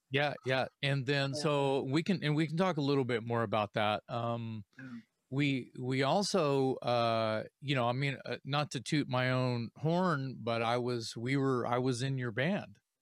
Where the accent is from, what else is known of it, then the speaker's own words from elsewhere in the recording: Corpus Christi, Texas, United States; I'm from South Texas. I'm from Corpus Christi